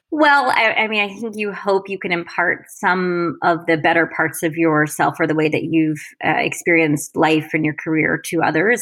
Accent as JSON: {"language": "English", "region": "Florida", "country": "United States", "tie": "born or raised there", "also_born_or_lived": "Massachusetts / Paris / Washington D.C. / London", "moved": "as an adult", "said": "I grew up in in Florida, an only child"}